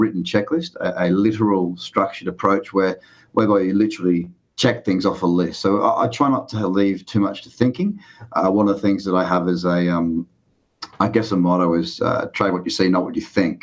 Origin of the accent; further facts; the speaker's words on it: Sydney, New South Wales, Australia; I'm from Bondi Beach, Sydney, Australia. That's where I am now